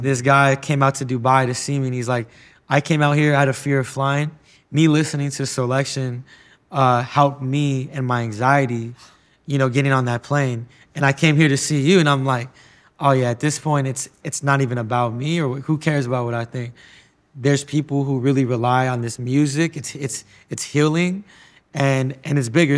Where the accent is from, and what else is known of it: United States